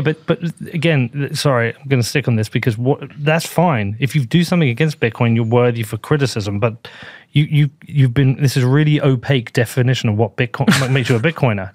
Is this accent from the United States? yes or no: no; United Kingdom; I am a British person